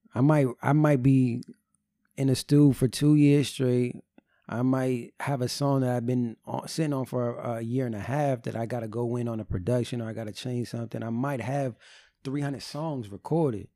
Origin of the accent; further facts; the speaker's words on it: New Jersey, United States; I'm from New